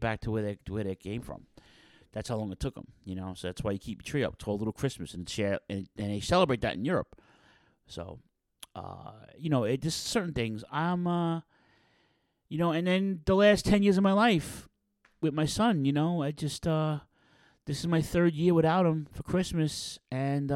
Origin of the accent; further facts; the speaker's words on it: New York City, New York, United States; I grew up in Ridgewood, Queens, so it was the Queens, North Brooklyn border of the five boroughs